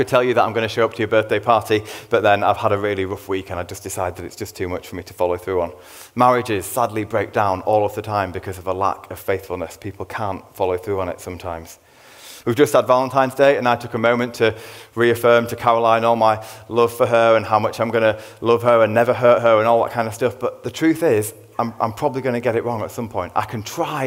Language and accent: English; Leeds, Yorkshire and the Humber, United Kingdom; I'm a man from Leeds